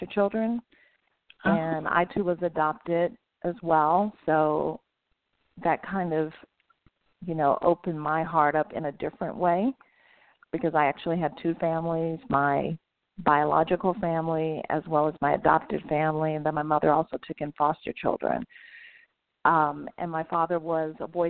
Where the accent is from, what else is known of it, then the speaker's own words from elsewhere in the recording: Virginia, United States; I grew up in Virginia